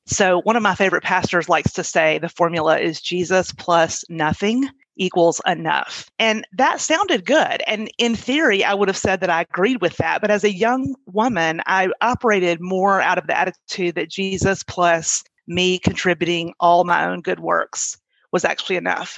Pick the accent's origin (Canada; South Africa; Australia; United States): United States; Birmingham, Alabama; also born or lived in Baltimore, Maryland; I grew up mostly in Birmingham. There was a little stint in Baltimore, Maryland when I was in middle school